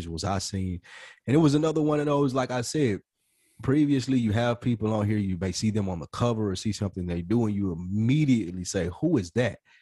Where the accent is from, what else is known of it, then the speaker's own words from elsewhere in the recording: the South, United States; We're from the South.